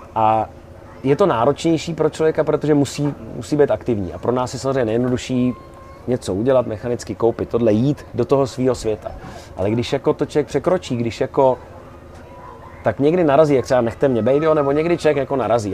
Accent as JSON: {"language": "Czech", "country": "Czechia", "said": "jsme z Čech"}